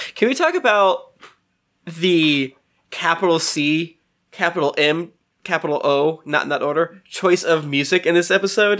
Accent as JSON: {"language": "English", "region": "New York", "country": "United States", "said": "I'm a New Yorker"}